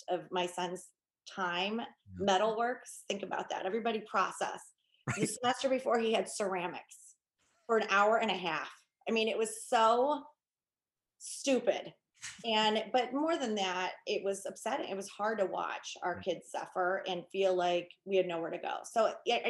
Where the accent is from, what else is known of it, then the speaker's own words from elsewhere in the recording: Michigan, United States; I'm a mom from Michigan